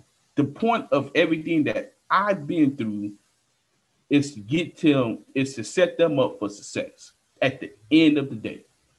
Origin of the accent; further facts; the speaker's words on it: United States; it's because we grew up in America, the racism, slavery.